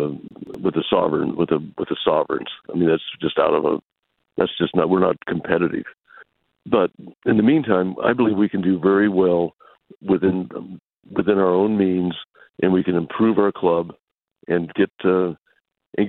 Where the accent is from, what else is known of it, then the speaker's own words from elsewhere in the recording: West Texas, United States; I grew up primarily in West Texas